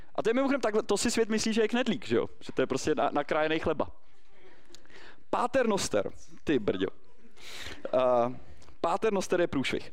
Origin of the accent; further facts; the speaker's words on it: Prague, Czechia; my skutečně v Praze žijeme, nejsme úplně z centra, já jsem z Prahy 5, ale do školy jsem chodil na uhelný trh